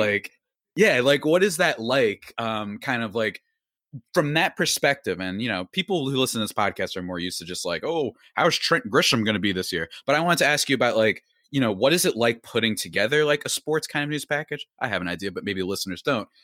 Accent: New Jersey, United States; I'm from this good old state, and by good old state, I mean, you know, depends on your view of things. That's New Jersey.

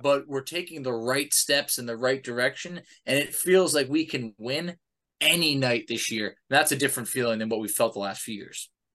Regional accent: New York, United States; I grew up in New York.

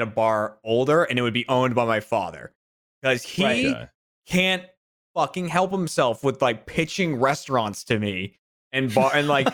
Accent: Massachusetts, United States; moved away; growing up in Massachusetts

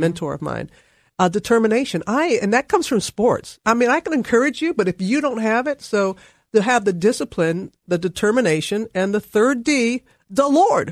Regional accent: Mississippi, United States; moved away as an adult; also born or lived in Alabama / Louisiana / Nashville / Atlanta; I was born in Alabama, reared in Mississippi, went to college in Louisiana

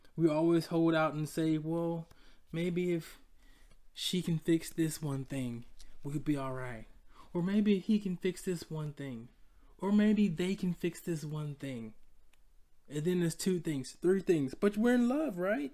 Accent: Decatur, Georgia, United States; I'm from Atlanta, Georgia. You know, the sub, suburbs of Decatur, Georgia, to be exact

